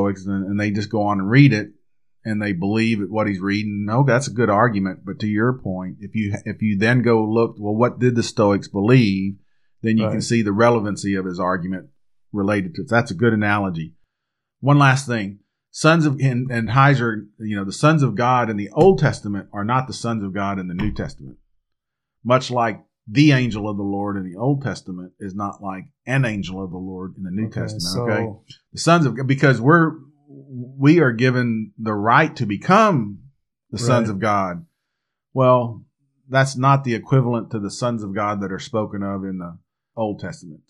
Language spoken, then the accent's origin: English; Texas, United States; we're here from Texas